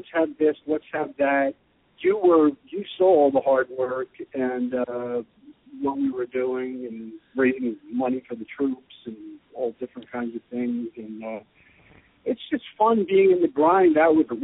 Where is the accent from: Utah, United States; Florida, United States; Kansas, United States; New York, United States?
New York, United States; New Rochelle; moved away as an adult; now in Austin, United States; I was born in Rochelle, not in South America or Alaska or the North Pole